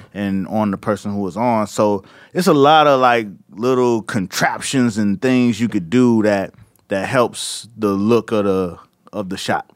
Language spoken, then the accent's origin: English; Miami, Florida, United States; I'm from Miami